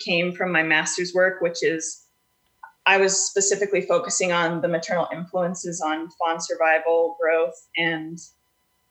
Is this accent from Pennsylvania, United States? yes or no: no; Utah, United States; Native Utahn.